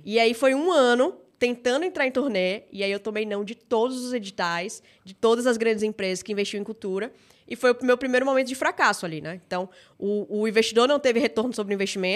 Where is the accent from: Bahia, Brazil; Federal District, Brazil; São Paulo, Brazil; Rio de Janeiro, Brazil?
Bahia, Brazil; Salvador; Sou natural de Salvador, Bahia. Acho que meu sotaque entrega